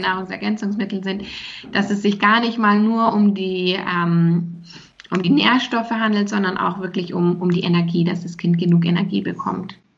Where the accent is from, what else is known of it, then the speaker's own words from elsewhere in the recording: Germany; bei uns in Deutschland